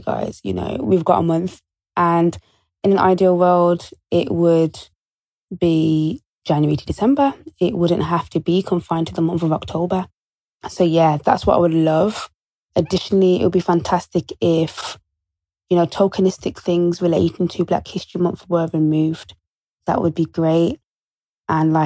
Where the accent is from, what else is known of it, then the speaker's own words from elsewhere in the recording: Birmingham, West Midlands, United Kingdom; I'm from Birmingham